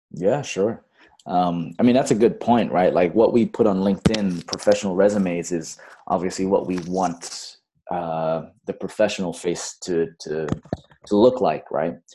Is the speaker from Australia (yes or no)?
no; Bangladesh; also born or lived in Fiji; now in Los Angeles, United States; I was born in Fiji. But then um, I grew up most of my formative years in Bangladesh at an American international school.